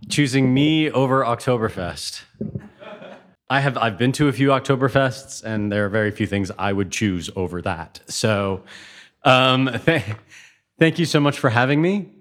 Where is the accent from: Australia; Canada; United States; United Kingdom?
Canada; Toronto, Ontario; moved away as an adult; also born or lived in Hamilton; now in Europe; I grew up in Toronto.